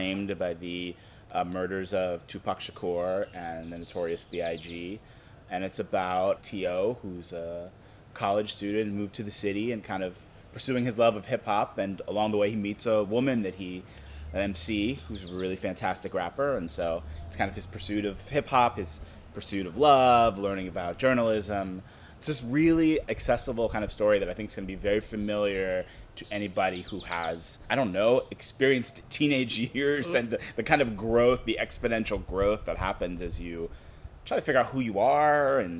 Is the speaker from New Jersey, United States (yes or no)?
no; Pittsburgh, Pennsylvania, United States; I'm originally from Pittsburgh, PA, which is where I live and teach